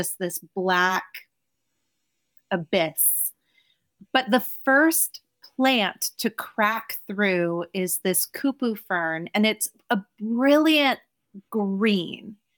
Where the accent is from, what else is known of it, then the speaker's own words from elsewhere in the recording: New Jersey, United States; I'm a dropout kid from Jersey